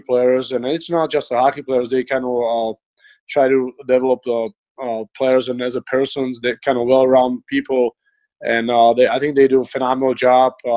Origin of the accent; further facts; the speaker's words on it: Czechia; moved away; I grew up in Czech Republic.